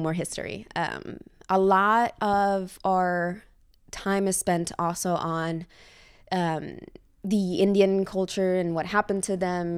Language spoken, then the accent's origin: English; Reggio Emilia, Emilia-Romagna, Italy; English is a second language; moved away as an adult; also born or lived in Switzerland; now in New York, United States; My town is called Reggio Emilia